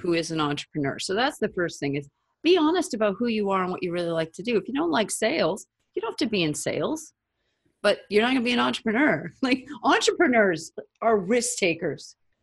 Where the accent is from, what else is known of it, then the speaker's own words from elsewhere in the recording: United States; an American who lived in the United States of America, I was born here